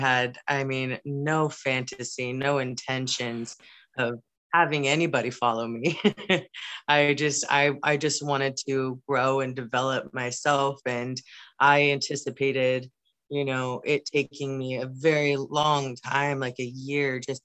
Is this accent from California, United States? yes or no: yes; Wildomar, California, United States; I was born and raised in Southern California in a small town called Wildomar